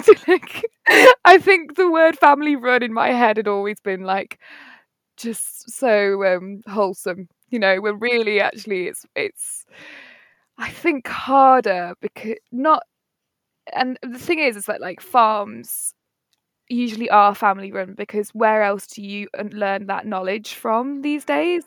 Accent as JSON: {"language": "English", "town": "Nottingham", "region": "East Midlands", "country": "United Kingdom", "moved": "as an adult", "lives_now": "Cornwall, United Kingdom", "said": "I'm from Nottingham, twenty-six years old, and currently been living in Cornwall"}